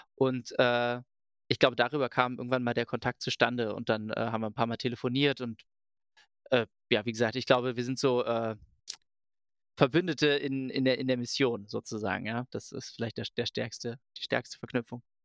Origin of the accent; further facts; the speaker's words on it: Berlin, Germany; ich komme aus Berlin